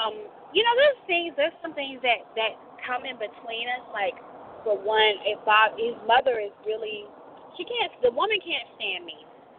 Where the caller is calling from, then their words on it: Florida, United States; I'm called from Florida.